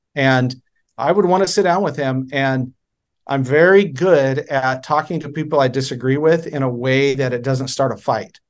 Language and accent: English; Oregon, United States; moved away as an adult; I was born in October of nineteen seventy, uh, in Oregon. I spent my first twenty-two years in Oregon.